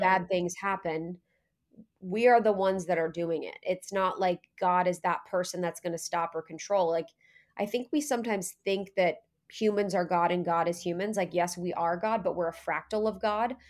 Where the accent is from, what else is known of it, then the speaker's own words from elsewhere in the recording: Ohio, United States; I was born in Ohio